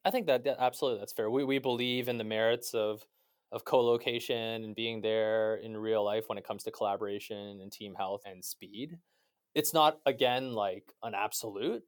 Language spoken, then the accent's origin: English; Canada; as a Canadian